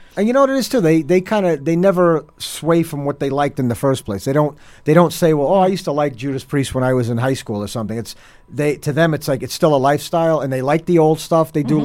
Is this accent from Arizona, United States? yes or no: no; Hoboken, New Jersey, United States; now in Weehawken, United States; I grew up in Hoboken, so I mean, mm-hmm. I live in mm-hmm. Weehawken now, but I'm a Hoboken guy